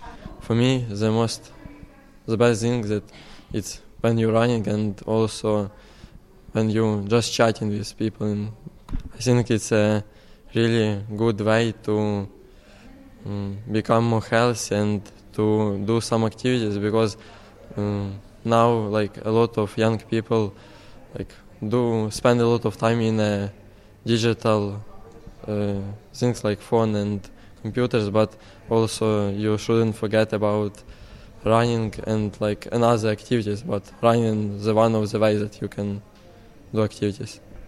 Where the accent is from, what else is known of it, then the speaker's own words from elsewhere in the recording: Ukraine; now in County Carlow, Ireland; I'm just arrived from Ukraine because of war